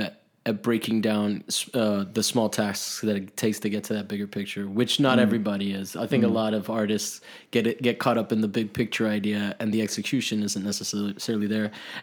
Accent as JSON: {"language": "English", "town": "Miami", "region": "Florida", "country": "United States", "tie": "born or raised there", "also_born_or_lived": "Italy", "said": "Whereas like I grew up in Italy, so it was like Catholics. And then I grew up in Miami and it was Catholics."}